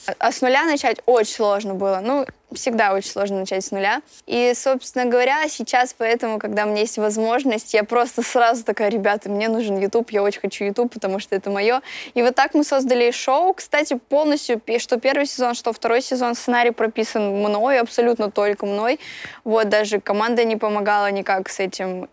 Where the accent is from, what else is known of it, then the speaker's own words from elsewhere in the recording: Voronezh, Voronezh Oblast, Russia; я из Воронежа и группа «…» именно оттуда